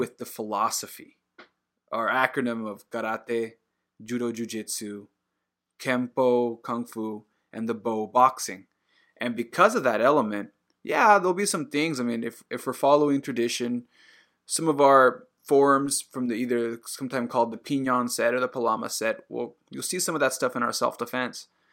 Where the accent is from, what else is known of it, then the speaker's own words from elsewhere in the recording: Puerto Rico; now in Japan; I'm, I'm Puerto Rican